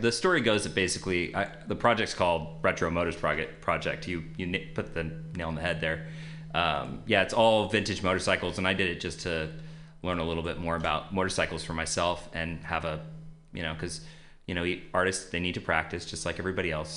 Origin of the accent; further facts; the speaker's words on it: Modesto, California, United States; I grew up in uh, Modesto, California